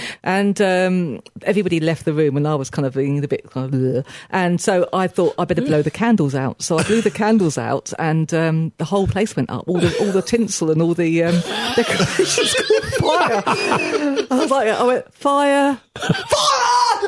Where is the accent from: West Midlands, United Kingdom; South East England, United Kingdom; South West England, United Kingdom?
South East England, United Kingdom; Berkshire; also born or lived in Chiswick, West London; Sunny Berkshire, where I was brought up.